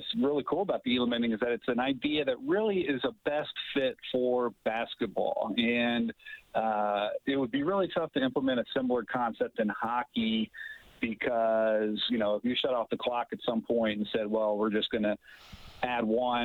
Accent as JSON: {"language": "English", "town": "Cincinnati", "region": "Ohio", "country": "United States", "tie": "born or raised there", "also_born_or_lived": "Dayton, Ohio", "moved": "yes", "lives_now": "Muncie, United States", "said": "I'm not originally from Indiana, but I am from nearby Ohio, and I grew up in the Cincinnati area"}